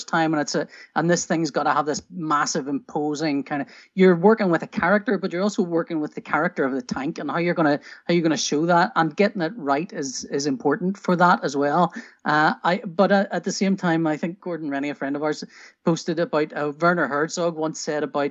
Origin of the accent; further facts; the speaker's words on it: Northern Ireland, United Kingdom; I grew up in Northern Ireland